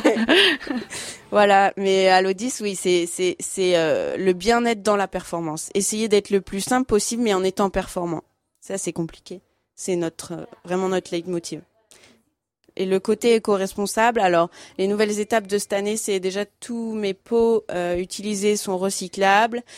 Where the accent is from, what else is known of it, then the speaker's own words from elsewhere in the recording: Fontainebleau, Île-de-France, France; also born or lived in Paris; je suis née à Fontainebleau